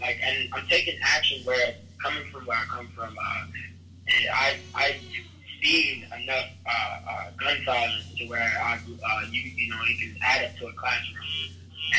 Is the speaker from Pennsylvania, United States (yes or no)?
no; Chicago, Illinois, United States; I was raised around these places. I'm from South Side Chicago